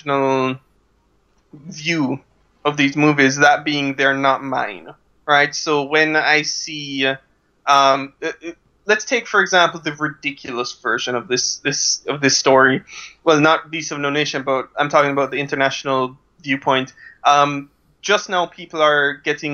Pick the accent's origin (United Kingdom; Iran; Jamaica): Jamaica; I am this weird thing called Jamaican